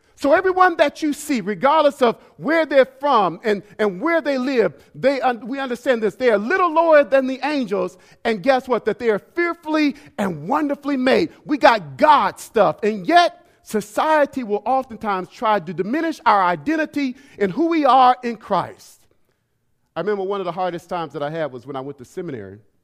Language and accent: English; Alabama, United States; also born or lived in Sanford, Florida; now in Detroit, United States; Alabama, which is where I was born